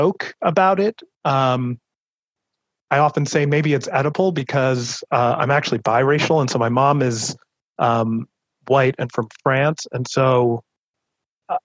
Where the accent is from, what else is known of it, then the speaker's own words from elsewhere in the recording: East Coast, United States; I grew up on the East Coast